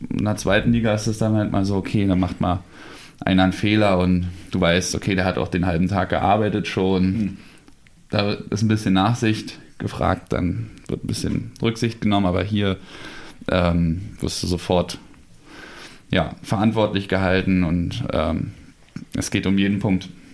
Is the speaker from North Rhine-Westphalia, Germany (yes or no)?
no; Berlin, Germany; moved away; also born or lived in Gotha; Richtung meiner alten Heimat, Richtung Berlin